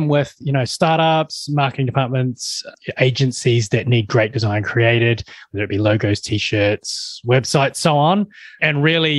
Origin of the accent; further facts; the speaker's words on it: New Zealand; I'm a Kiwi, that I'm born and bred in New Zealand